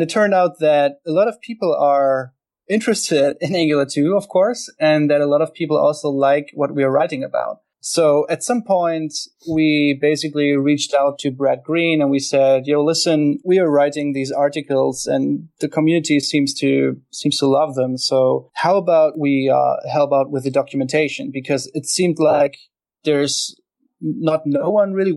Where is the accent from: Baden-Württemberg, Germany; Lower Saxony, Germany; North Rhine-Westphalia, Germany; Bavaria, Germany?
Lower Saxony, Germany; Hanover; I'm from Hanover, Germany